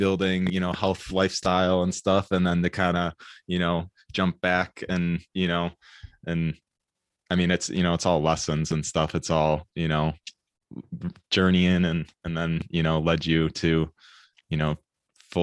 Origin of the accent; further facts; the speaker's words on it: Michigan, United States; I come from Michigan and kind of just like the suburbs and stuff